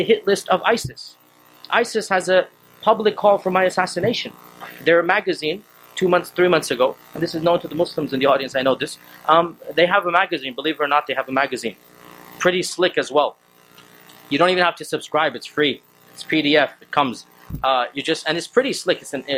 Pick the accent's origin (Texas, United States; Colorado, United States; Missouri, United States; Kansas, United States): Texas, United States; I'm a born American citizen. I was born in Texas.